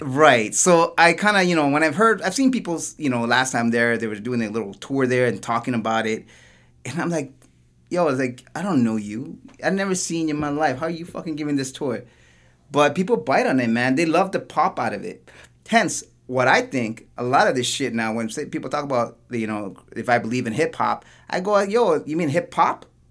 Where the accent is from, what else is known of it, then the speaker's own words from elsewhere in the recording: Toronto, Ontario, Canada; I'm originally from Parkdale